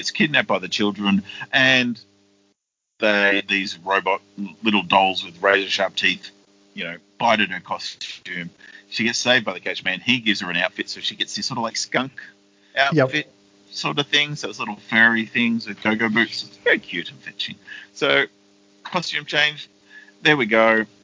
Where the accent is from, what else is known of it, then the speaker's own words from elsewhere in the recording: Australia; We're Australian.